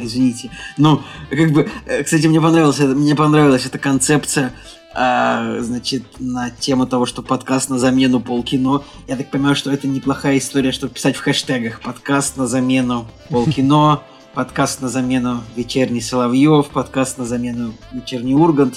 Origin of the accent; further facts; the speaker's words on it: Saint Petersburg, Russia; Мы, мы, петербуржцы